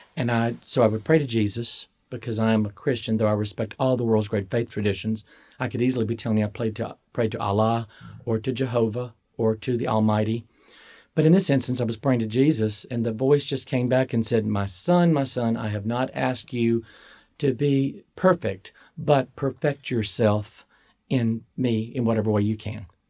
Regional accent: Starkville, Mississippi, United States; I was born in Starkville, Mississippi.

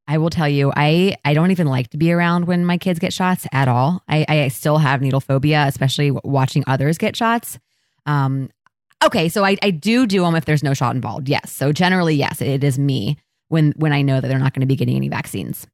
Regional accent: Columbus, Ohio, United States; I grew up in Columbus, and I've literally lived here my entire life

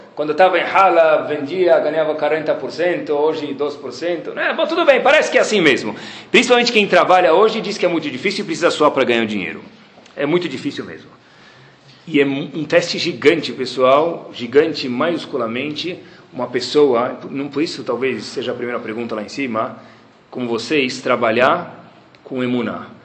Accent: Brazil; also born or lived in Baltimore, United States; eu como brasileiro

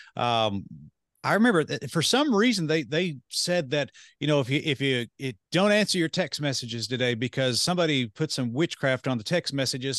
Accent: United States; I'm sitting there as an American

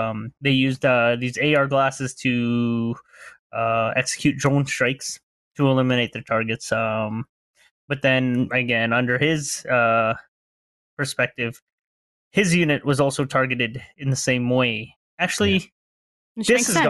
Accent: Canada; I'm Canadian, not American.

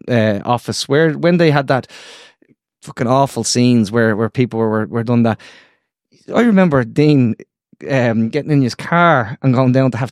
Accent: Ireland; And, you know, as Irish as I am, and by the way, as dual national as they want to be.

